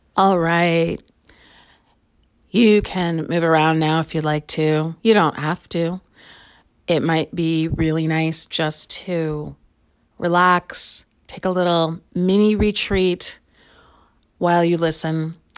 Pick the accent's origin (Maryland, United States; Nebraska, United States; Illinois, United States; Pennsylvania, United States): Illinois, United States; Chicago; now in Lawrence, United States; I grew up in Chicago, and I live in Lawrence, Kansas most of the time